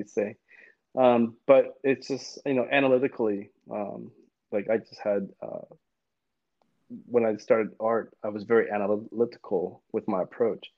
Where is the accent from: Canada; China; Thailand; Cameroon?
Thailand; Thai, I'm from Thailand.